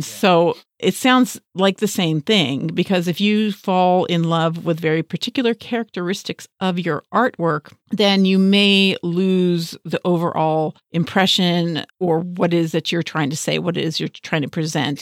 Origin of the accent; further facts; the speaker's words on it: Los Angeles, California, United States; we both, uh, were raised in West Los Angeles